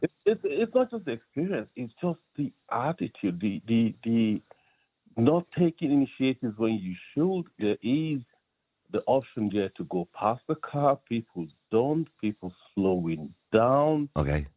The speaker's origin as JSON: {"language": "English", "country": "Nigeria", "moved": "yes", "lives_now": "Ireland", "said": "I'm originally from Nigeria"}